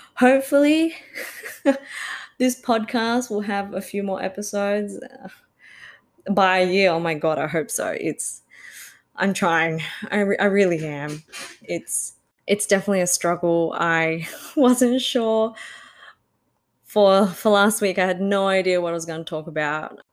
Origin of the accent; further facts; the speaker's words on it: Australia; I'm Australian born Chinese